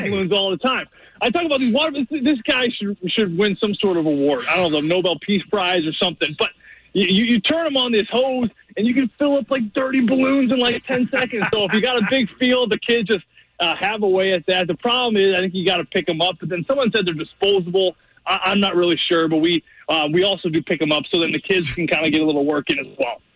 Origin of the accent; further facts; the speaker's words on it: United States; I'm an American